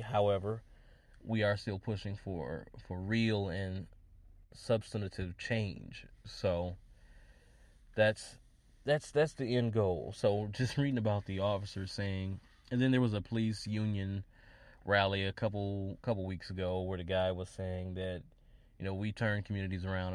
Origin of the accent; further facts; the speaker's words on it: Wisconsin, United States; in Wisconsin, my home state